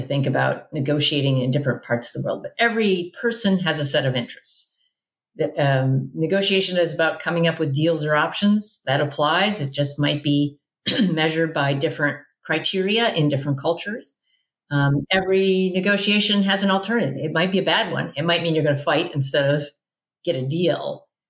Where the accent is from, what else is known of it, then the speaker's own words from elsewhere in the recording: Midwest, United States; born there; also born or lived in South; now in California, United States; I live in California, but I was born in the Midwest and I've lived in the South.